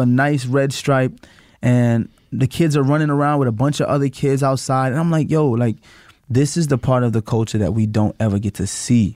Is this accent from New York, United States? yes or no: yes; New York City, New York, United States; growing up in Flatbush